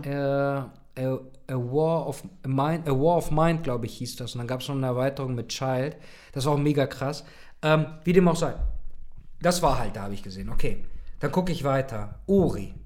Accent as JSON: {"language": "German", "country": "Germany", "said": "hier bei uns in Deutschland"}